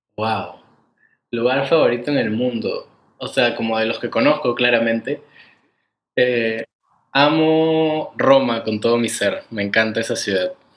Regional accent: Peru; soy peruano

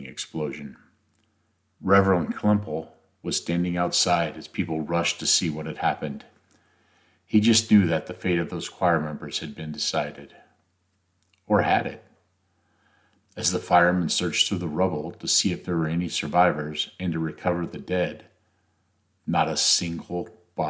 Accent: Nebraska, United States; my home state of Nebraska

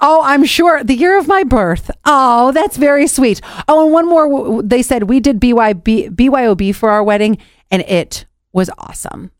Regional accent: Cleveland, Ohio, United States; I'm from Cleveland, Ohio.

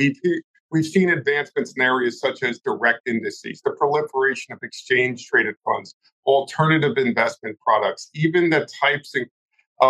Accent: New Jersey, United States; my hometown in New Jersey

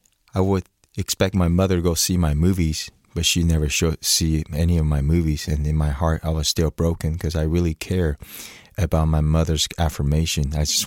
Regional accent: Orlando, Florida, United States; I grew up in Orlando, Florida, and then I thought, why don't I draw a Chinese dragon?

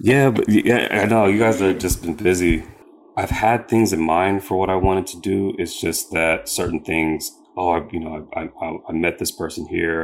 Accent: Sacramento, California, United States; I grew up in Sacramento

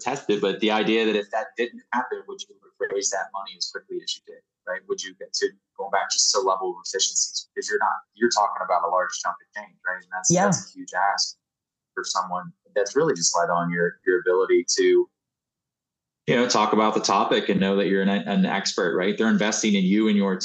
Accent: Maryland, United States; now in Kentucky, United States; I grew up in Maryland, but I've been here since 98

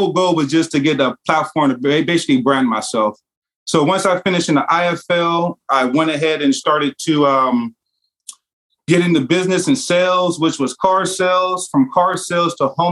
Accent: Vallejo, California, United States; also born or lived in Oakland, California / Idaho / Texas; I was born in Oakland, California. From there, I actually was raised in Vallejo, California, which is not too far

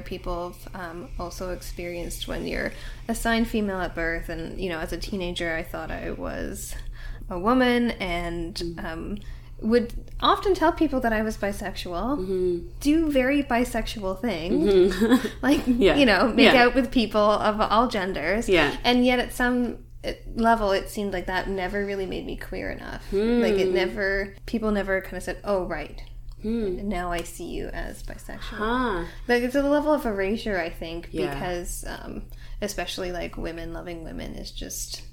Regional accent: Ottawa, Ontario, Canada; now in Toronto, Canada; I was born in Ottawa, currently live in Toronto

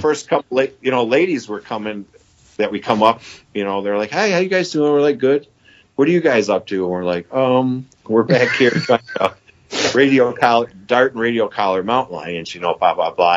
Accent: Michigan, United States; I'm from Michigan

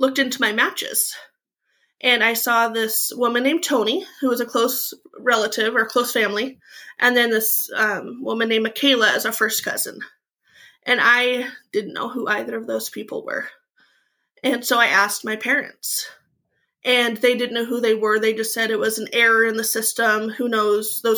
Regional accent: Eastern Washington, United States; I grew up in Eastern Washington in a small mining and logging town.

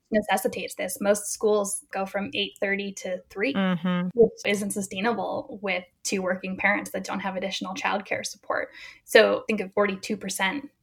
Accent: New England, United States; now in Berkeley, United States; I grew up in New England, so I'm still connected there as a sports fan

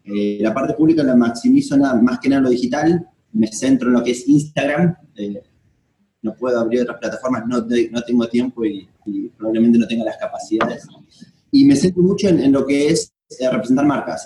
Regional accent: Esperanza, Santa Fe, Argentina; moved away as an adult; now in Philippines; Yo soy, no soy de Buenos Aires, yo soy de una, de, de Esperanza, Santa Fe, que es una ciudad chiquitita.

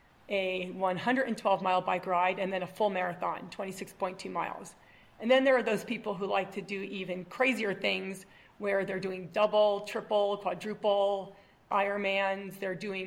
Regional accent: San Diego, California, United States; moved away as an adult; also born or lived in Providence, Rhode Island / Chicago / Baltimore, Maryland; now in Boulder, United States; I grew up in San Diego, California.

